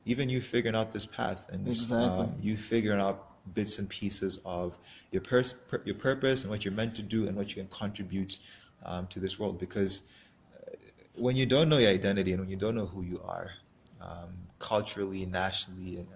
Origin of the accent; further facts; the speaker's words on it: Malawi; the things that we don't like about our country